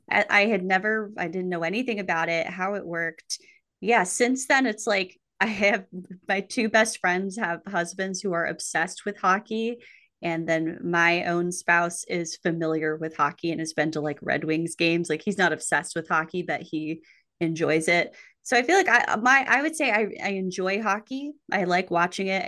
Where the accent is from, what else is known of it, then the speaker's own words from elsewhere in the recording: New Mexico, United States; I grew up in New Mexico, famous for its ice rinks